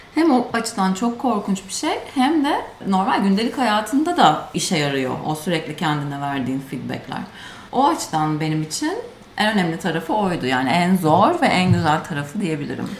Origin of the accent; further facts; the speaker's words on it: Turkey; accent: Turkish accent (in English); moved away; Bizim leş Türk aksanımızın